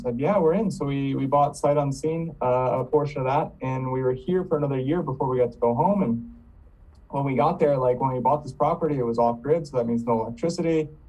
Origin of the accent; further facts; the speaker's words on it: East Coast, United States; I'm from the East Coast, I really think people would connect with nature.